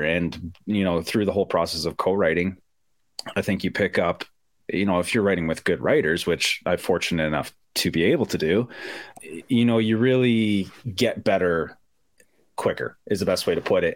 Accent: Ajax, Ontario, Canada; I grew up about uh, a half hour outside of Toronto, a little town. Well, not a little town anymore, but a town called Ajax

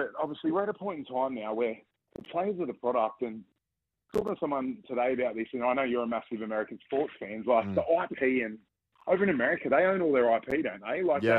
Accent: Port Macquarie, New South Wales, Australia; She's from my hometown of Port Macquarie.

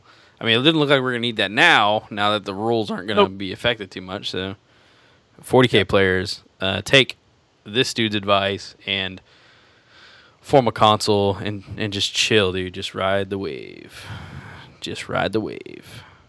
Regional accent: Texas, United States; I'm Texan

